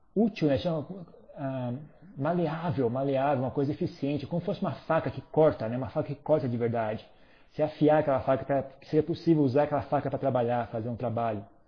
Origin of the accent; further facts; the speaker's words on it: São Paulo, Brazil; moved away as an adult; eu sou brasileiro, eu nunca viajei no Brasil, eu sou uma topeira, eu só vivi em São Paulo minha vida inteira